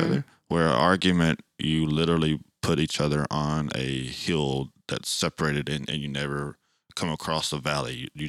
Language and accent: English; Nashville, Tennessee, United States; Yeah, we definitely come from different cultures. I was born and raised here in Nashville